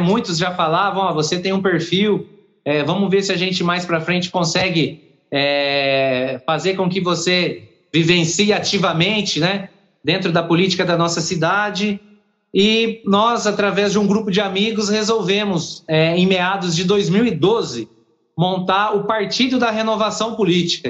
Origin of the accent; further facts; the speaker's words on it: São Paulo, Brazil; now in São Pedro do Turvo, Brazil; Eu sou natural de São Paulo, capital